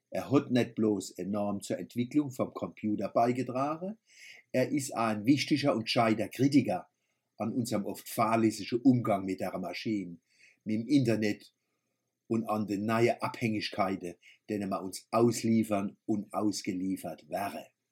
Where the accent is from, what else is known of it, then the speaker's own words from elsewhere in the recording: Kurpfalz, Germany; accent: Kurpfälzisch; first language Kurpfälzisch; unserem Kurpelzer Dialekt